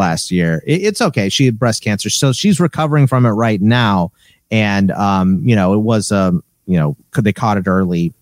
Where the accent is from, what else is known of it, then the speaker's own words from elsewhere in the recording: Katy, Texas, United States; now in Arizona, United States; I'm originally from Katy, Texas